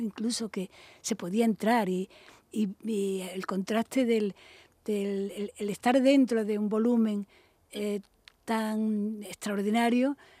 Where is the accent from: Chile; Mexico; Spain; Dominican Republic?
Spain; Málaga, Andalusia; born or raised there; moved away as an adult; also born or lived in Madrid / Barcelona